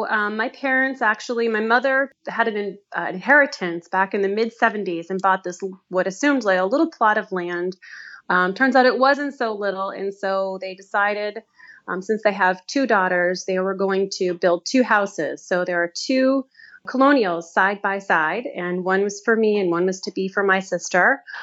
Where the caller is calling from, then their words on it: Winchester, Massachusetts, United States; I'm calling from Winchester, Massachusetts. It's a little suburb kind of northwest of Boston. And my home, I've been blessed with wonderful, wonderful parents, Greek parents